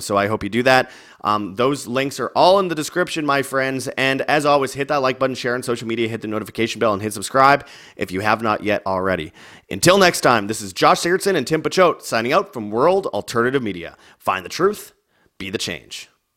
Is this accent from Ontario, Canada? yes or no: no; Winnipeg, Manitoba, Canada; Winnipeg, Canada, my, my hometown